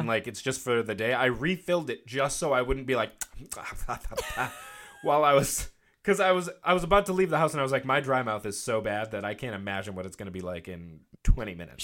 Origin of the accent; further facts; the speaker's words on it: United States; I'm from the South Shore